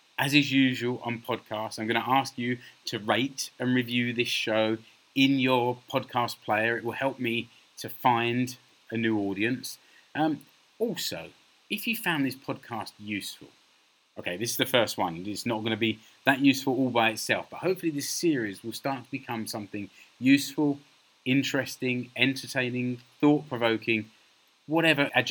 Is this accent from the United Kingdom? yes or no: yes; London, United Kingdom; now in Finland; I'm a Brit from London, living here in Finland.